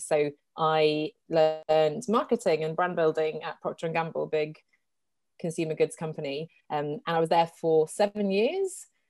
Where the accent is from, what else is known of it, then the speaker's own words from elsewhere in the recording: England, United Kingdom; moved away as an adult; also born or lived in Sweden / Geneva, Switzerland; I'm Swedish originally. I grew up in England, though. And then I moved to Geneva in Switzerland to do my master's degree.